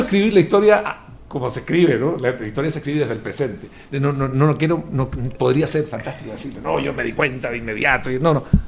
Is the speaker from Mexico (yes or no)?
no; Chile